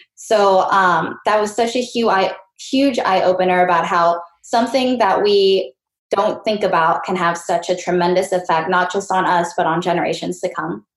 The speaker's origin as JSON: {"language": "English", "country": "Mexico", "tie": "born or raised there", "said": "I was born in Mexico"}